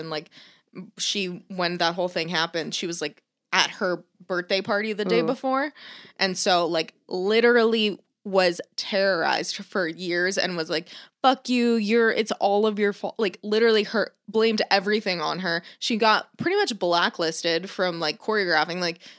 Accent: South Florida, United States; moved away; I grew up in South Florida.

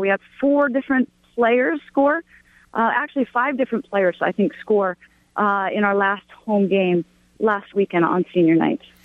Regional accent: Portland, Oregon, United States; moved away as an adult; now in Provo, United States; I grew up in Portland, Oregon, and then um, I was actually born here in Provo

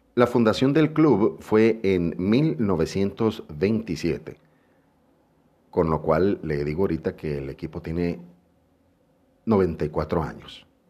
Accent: Mexico; nosotros como mexicanos

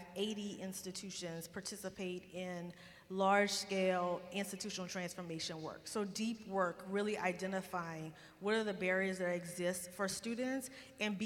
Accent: Louisiana, United States; moved away; I travel a lot to be in my home state, talking to my people

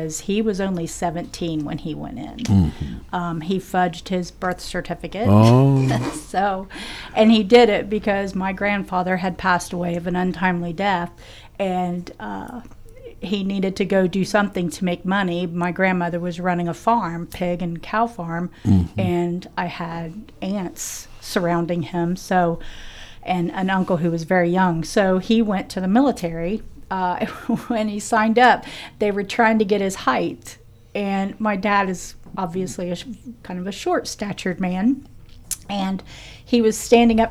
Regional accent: Perry County, Ohio, United States; I'm originally from Perry County

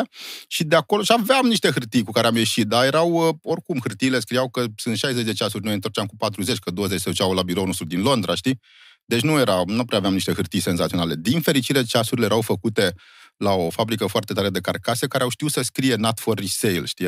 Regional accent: Romania; doar dacă suntem români nu înseamnă că am furat ceasurile

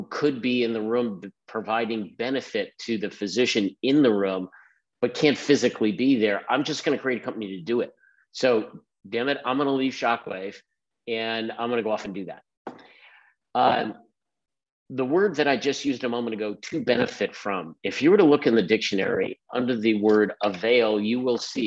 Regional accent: Philadelphia, Pennsylvania, United States; moved away; also born or lived in Bay Area / Maryland; born and raised in Philadelphia, son of a physician.

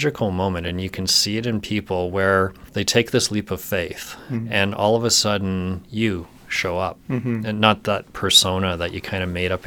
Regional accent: St. Albert, Alberta, Canada; also born or lived in Southern Ontario; I spent most of my time growing up in St. Albert, so just outside of Edmonton

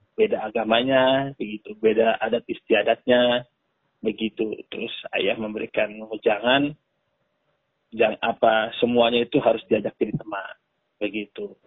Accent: Flores, East Nusa Tenggara, Indonesia; now in Jakarta, Indonesia; asli saya dari Nusa Tenggara Timur, mm-hmm. uh, tepatnya di Pulau Flores.

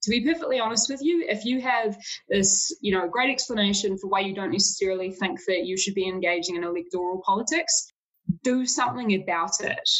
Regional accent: Auckland, New Zealand; I was from Auckland

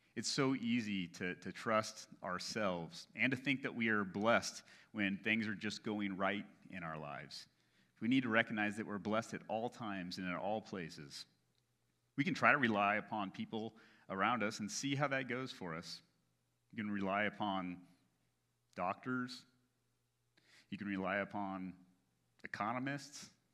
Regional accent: United States; as Americans

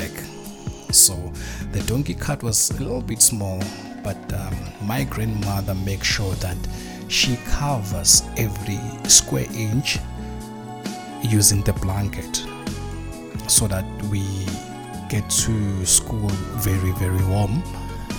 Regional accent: South Africa; also born or lived in Soweto, South Africa; I was born in Soweto, but growing up, I grew up back home, the rural place

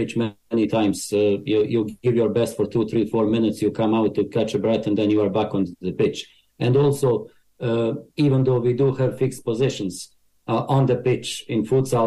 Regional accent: Banja Luka, Republika Srpska, Bosnia & Herzegovina; English is a second language; now in Ireland; I was born in former Yugoslavia, today's Bosnia, came to Ireland 20 years ago, maybe even longer.

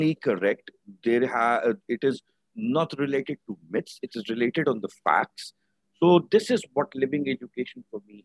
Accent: Pakistan; I am from Pakistan, currently working with Blessing Welfare Association over here

